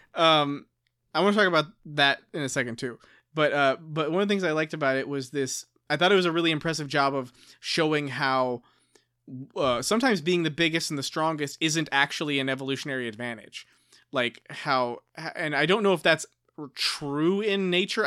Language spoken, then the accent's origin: English; United States; I'm just an American.